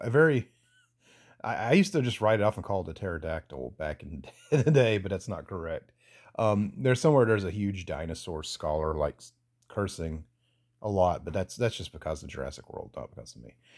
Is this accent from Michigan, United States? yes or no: no; Statesboro, Georgia, United States; moved away; also born or lived in Atlanta suburbs, Georgia; I moved away from Statesboro, Georgia, into the s, suburbs of Atlanta